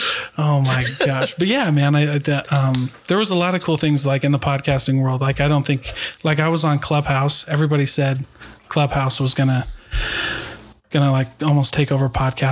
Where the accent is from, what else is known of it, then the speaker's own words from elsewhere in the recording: Midwest, United States; I was like, because I'm from the Midwest.